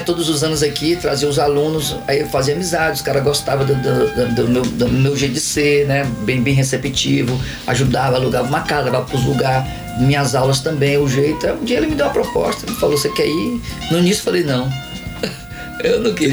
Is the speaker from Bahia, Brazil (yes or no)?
yes; Itabuna, Bahia, Brazil; moved away as an adult; also born or lived in São Paulo / San Diego / Las Vegas; now in Portland, United States; Aí eu vivi minha vida inteira aqui, né? Eu sou itabunense